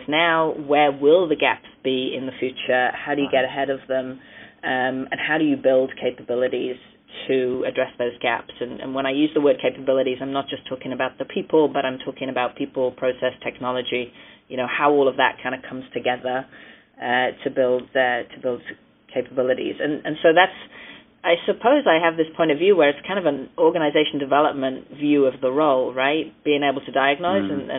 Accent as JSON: {"language": "English", "country": "United Kingdom", "said": "I'm British of origin."}